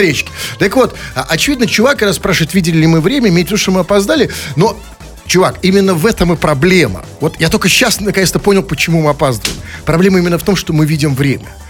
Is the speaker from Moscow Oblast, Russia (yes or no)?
no; Saint Petersburg, Russia; я, кстати сказать, тоже родился в Ленинграде